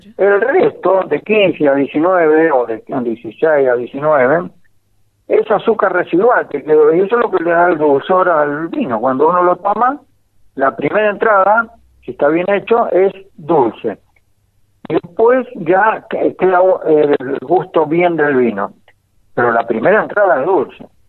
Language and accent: Spanish; Ezpeleta, Buenos Aires Province, Argentina; now in San Juan, Argentina; yo nací en, en Espeleta, al lado de Quilmes, en provincia de ah, Buenos Aires